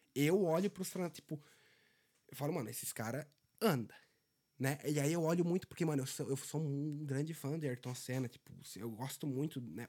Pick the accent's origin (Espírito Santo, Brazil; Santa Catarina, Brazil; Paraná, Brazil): Santa Catarina, Brazil; Benedito Novo; moved away as an adult; now in Dublin, Ireland; Eu saí de uma cidade de 12, é né, Benedito Novo, 12 mil habitantes.